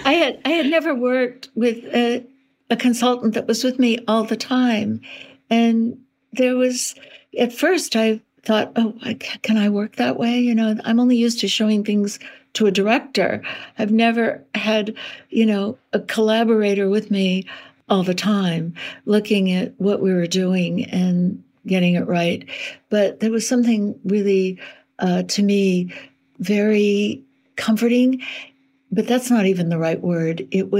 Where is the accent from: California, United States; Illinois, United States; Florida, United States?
California, United States; Berkeley; I'm from Berkeley.